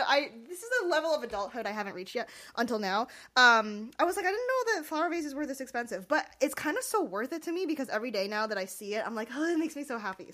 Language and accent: English; Rhode Island, United States; now in Massachusetts, United States; I'm from Rhode Island originally.